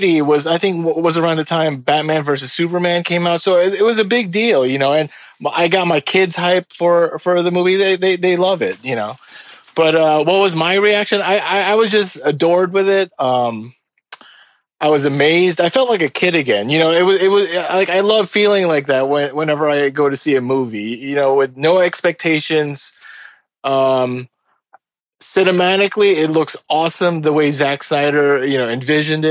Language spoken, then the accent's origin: English; Philippines; now in United States; I came to the United States in 1983. Before that, I was raised in the Philippines